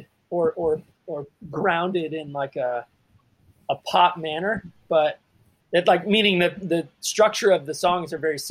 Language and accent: English; Houston, Texas, United States; moved away; also born or lived in Costa Mesa; my hometown of Houston